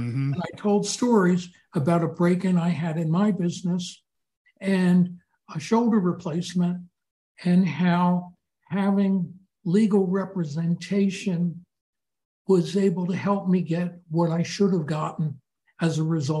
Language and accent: English; Philadelphia, Pennsylvania, United States; I grew up in Philadelphia